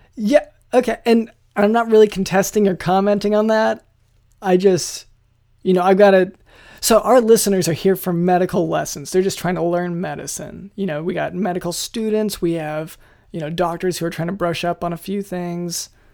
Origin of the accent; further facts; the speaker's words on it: United States; we're from the States